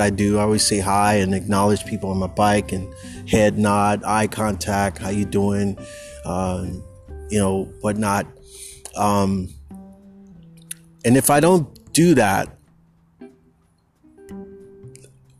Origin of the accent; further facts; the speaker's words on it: the Bay Area, California, United States; moved away as an adult; I grew up in the Bay